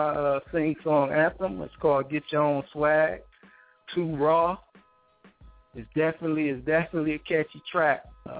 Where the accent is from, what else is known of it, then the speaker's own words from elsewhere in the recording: Saginaw, Michigan, United States; Okay, yeah … from Saginaw, Michigan to be exact.